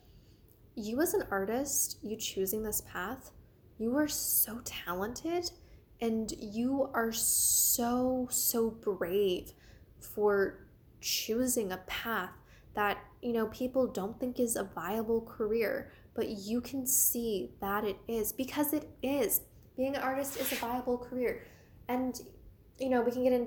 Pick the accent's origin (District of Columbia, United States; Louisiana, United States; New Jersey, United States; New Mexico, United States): District of Columbia, United States; Washington; I'm from the Washington, D.C. area